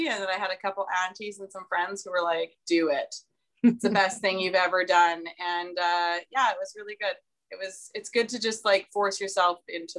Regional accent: Saskatchewan, Canada; now in British Columbia, Canada; I'm from Saskatchewan where it's flat.

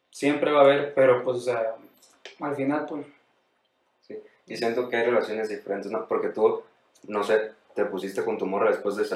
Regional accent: Sonora, Mexico; no mames, güey, yo también soy de Sonora.

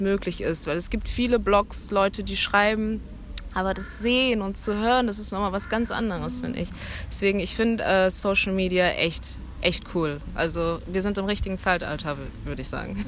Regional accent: Cologne, North Rhine-Westphalia, Germany; ich bin aus Köln

